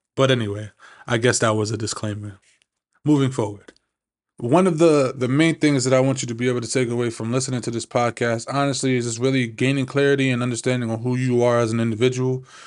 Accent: New York City, New York, United States; also born or lived in Maryland; I'm originally from Flushing, Queens. It's a small, small little neighborhood up here in New York

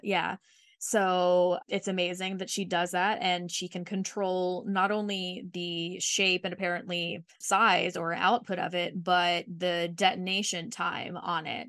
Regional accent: Mississippi, United States; I was born and raised in Mississippi

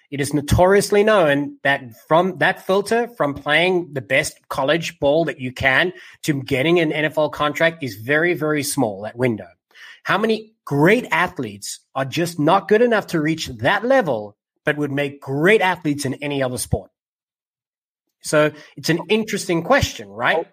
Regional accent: South Africa; me being South African, having rugby a part of my life from as far back as I can remember

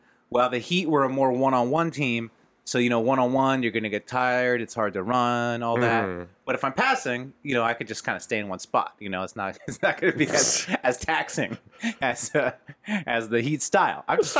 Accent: California, United States; I grew up in California.

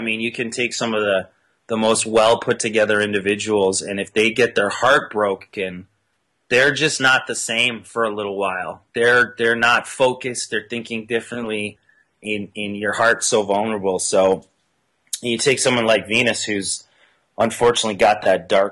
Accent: Canada; I'm Canadian

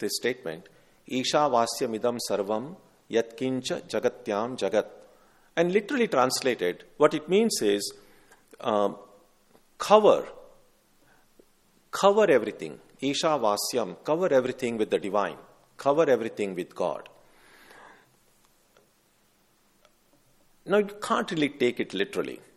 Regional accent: India; growing up in India

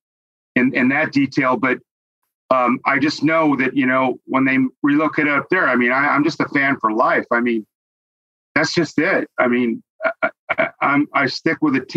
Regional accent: Oceanside, California, United States; now in La Quinta, United States; I grew up in Oceanside when I was about 12 years old

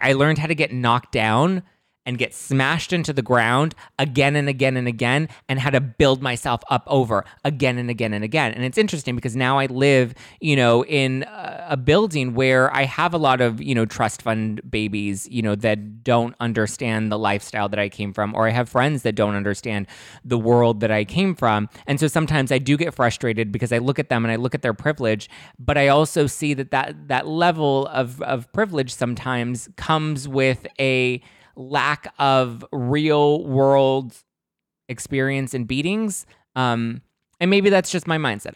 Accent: Los Angeles, California, United States; I grew up in East L A. That's, you know, not the most glamorous part of Los Angeles, but that's where I'm from

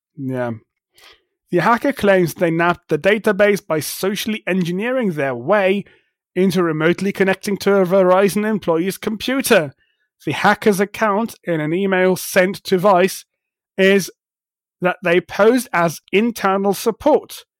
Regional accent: Germany; I am from Germany

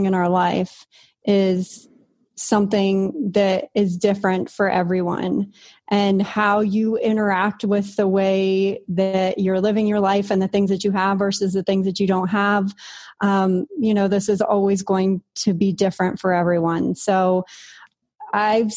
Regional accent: San Diego, California, United States; moved away as an adult; now in Puerto Rico; I grew up in San Diego, and my family's in San Diego

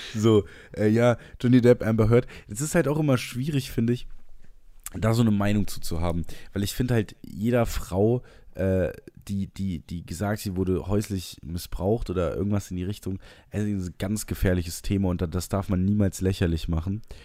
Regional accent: Trier, Rhineland-Palatinate, Germany; ich bin aus Trier

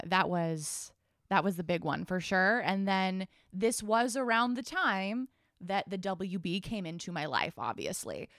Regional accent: Boulder, Colorado, United States; I grew up in Boulder, Colorado

